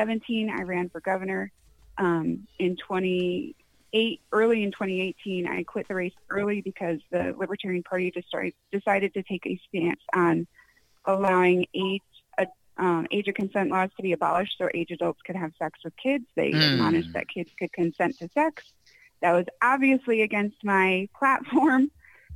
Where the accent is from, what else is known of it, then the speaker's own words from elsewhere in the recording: Connecticut, United States; moved away as an adult; also born or lived in Chino Valley, Arizona; now in Arizona, United States; I grew up in Connecticut